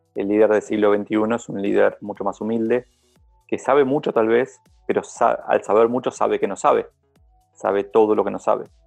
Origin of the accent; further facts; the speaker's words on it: Argentina; como argentino